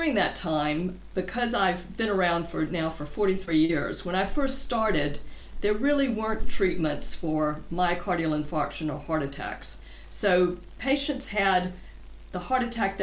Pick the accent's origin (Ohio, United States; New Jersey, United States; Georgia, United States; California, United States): Georgia, United States; southern U.S.; moved away as an adult; also born or lived in Atlanta, Georgia; now in Cambridge, United Kingdom; I grew up in the southern U.S., actually in the state of Georgia